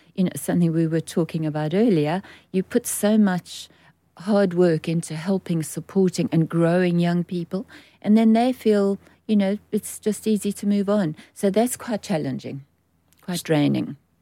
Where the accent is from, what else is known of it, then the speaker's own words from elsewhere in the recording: South Africa; moved away as an adult; now in United Kingdom; I'm born and bred in South Africa